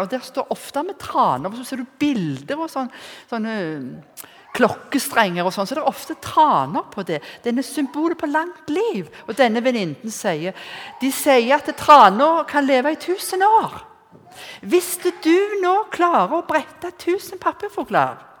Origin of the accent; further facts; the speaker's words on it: Rennesøy, Rogaland, Norway; var hjemme på Rennesøy.